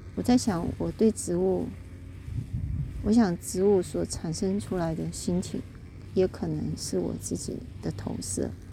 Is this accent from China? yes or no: no; Kaohsiung, Taiwan; 我住在，我从小就出生在高雄